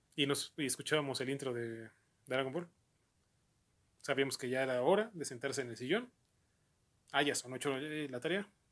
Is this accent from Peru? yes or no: no; Mexico; al llegar aquí a México